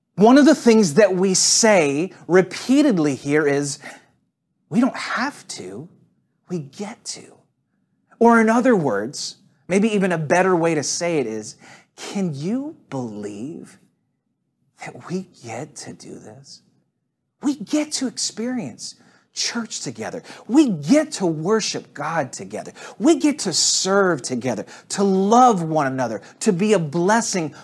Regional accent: St. Louis, Missouri, United States; now in Atlanta, United States; I talk about Saint Louis a fair amount. I'm one of those people that's kinda crazy about where they're from

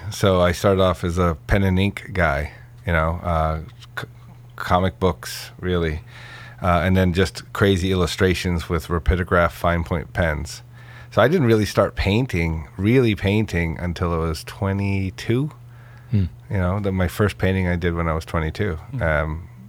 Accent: Corning, New York, United States; No, in Corning, New York.

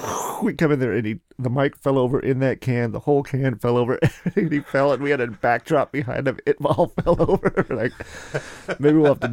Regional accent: Seattle, Washington, United States; born there; also born or lived in Cheney; I was born in Seattle, Swedish. And then I guess my dad owned a little hamburger stand on... First Avenue downtown called the Curly Cone. This is like when I was born, like in 69. And then kindergarten, I lived in Cheney, just outside of Spokane.

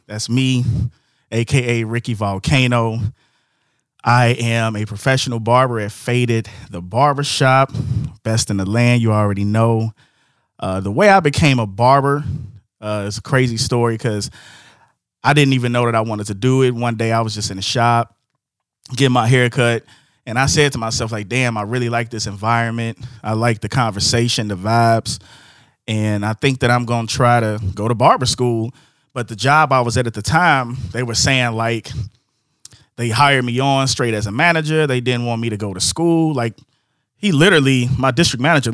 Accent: Markham, Illinois, United States; I'm from Markham, 165th and Palina

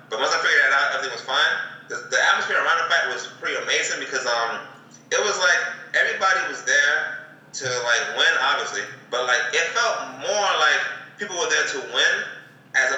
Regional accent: New York City, New York, United States; moved away; I'm from Brooklyn

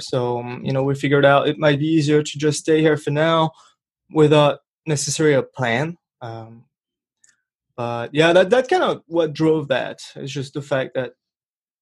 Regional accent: Brittany, France; accent: French; English is a second language; moved away as an adult; now in Rochester, United States; I was born in France, born and raised in France. I grew up there. I spent 23 years in the northwestern part of France called Bretagne, Brittany.

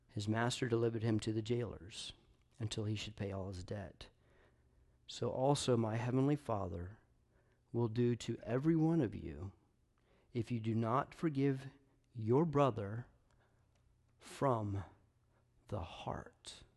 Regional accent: Knoxville, Tennessee, United States; I'm a Tennessee guy. I'm from Knoxville.

